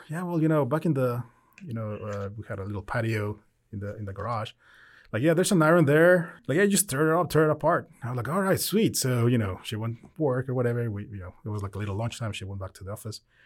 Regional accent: Querétaro, Mexico; English is a second language; moved away as an adult; now in United States; I'm originally from Mexico. I was born there. Um, we moved to the U S in February of twenty twelve.

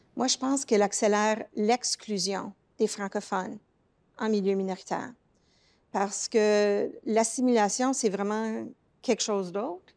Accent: Toronto, Ontario, Canada; accent: francophone accent of the Greater Toronto Area; mon accent, moi, révèle que j'ai surtout grandi dans la région du Grand Toronto. Ce n'est pas un accent anglophone, c'est un accent francophone du Grand Toronto.

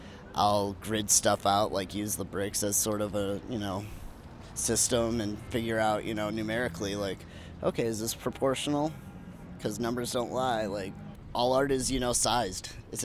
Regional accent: Lansing, Michigan, United States; I'm glad it's happening in my hometown

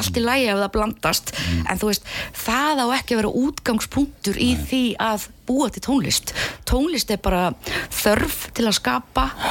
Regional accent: Keflavík, Southern Peninsula, Iceland; also born or lived in Hafnarfjörður; ég er uppalinn í Keflavík

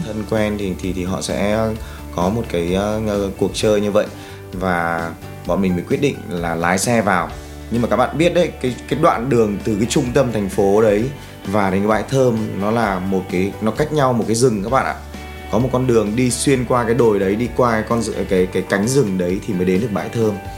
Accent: Ho Chi Minh City, Vietnam; mình đến từ Hồ Chí Minh

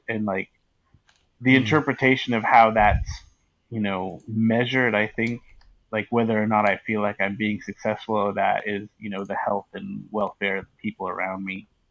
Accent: Northern California wine country, United States; I grew up in Northern California, about an hour north of uh, San Francisco, um, in a in a, in a like in the wine country

